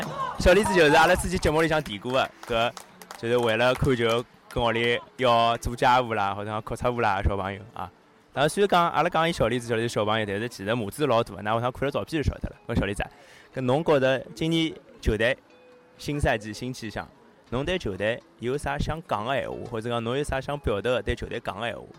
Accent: Shanghai, China; 我觉得作为上海人来讲，肯定对葛阳有一份特别的期待吧

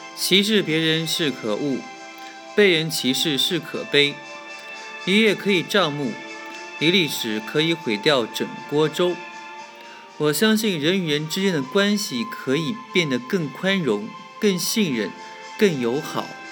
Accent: Jiangnan, China; 我家乡呢，也属于江南水乡，继承了江南水乡风景优美的特点

